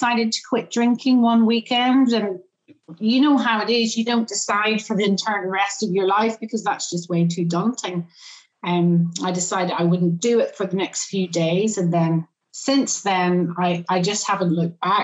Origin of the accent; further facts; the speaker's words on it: Northern Ireland, United Kingdom; I'm from Northern Ireland. I'm an 18-year-old girl